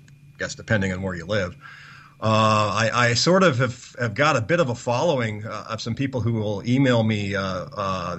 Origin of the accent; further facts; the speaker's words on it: United States; being an American